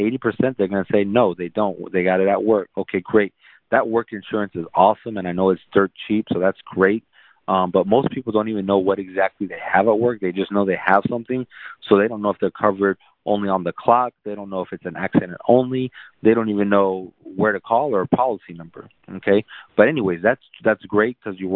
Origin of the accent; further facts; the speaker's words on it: San Antonio, Texas, United States; also born or lived in South Korea; I grew up in San Antonio